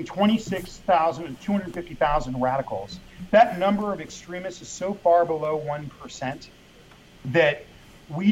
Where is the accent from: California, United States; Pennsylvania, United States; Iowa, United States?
California, United States; Los Angeles; also born or lived in England; I grew up in Mexican neighborhoods in L.A.